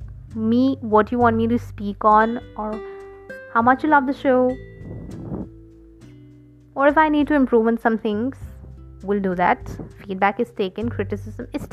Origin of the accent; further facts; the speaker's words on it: India; I'm from India